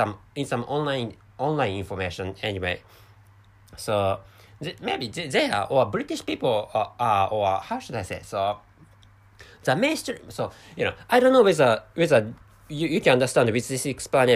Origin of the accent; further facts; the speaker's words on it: Japan; first language Japanese; English is a second language; I'm a Japanese person